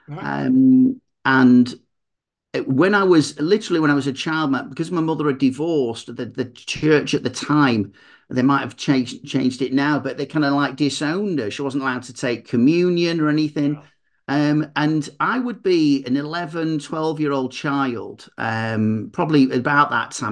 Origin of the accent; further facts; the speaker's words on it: Manchester, North West England, United Kingdom; I'm from Manchester, so it's Mancunian motivation